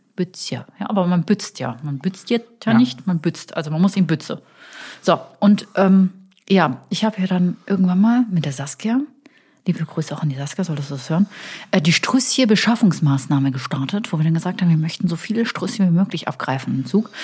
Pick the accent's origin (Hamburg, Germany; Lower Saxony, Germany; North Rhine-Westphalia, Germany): North Rhine-Westphalia, Germany; Cologne; als Kölner